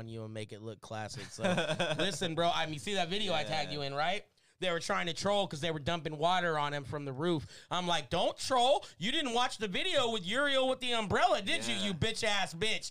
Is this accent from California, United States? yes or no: yes; Porterville, California, United States; I grew up in Porterville, so that's like before Bakersfield, so that's still St. Cal